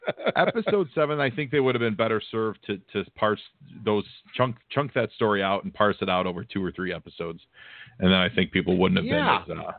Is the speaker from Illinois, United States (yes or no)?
yes; Chicago, Illinois, United States; I'm from Chicago.